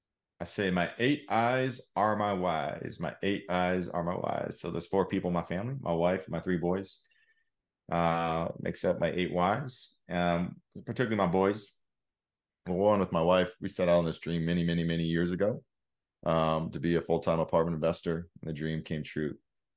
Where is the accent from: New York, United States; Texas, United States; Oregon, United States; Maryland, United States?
Oregon, United States; I grew up in Oregon, like I said, something about being in nature is just incredible.